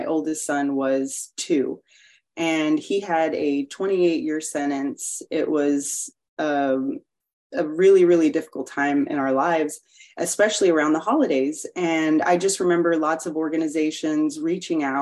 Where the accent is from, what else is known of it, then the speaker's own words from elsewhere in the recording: Corpus Christi, Texas, United States; moved away as an adult; now in Houston, United States; I'm originally from Corpus Christi, Texas, and we moved here in 2008 to Houston for my husband's work